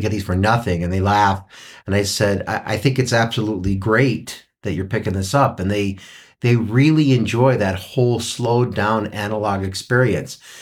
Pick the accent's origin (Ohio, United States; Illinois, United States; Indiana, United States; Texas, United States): Ohio, United States; Cleveland; now in Mariposa, United States; I, I grew up in Cleveland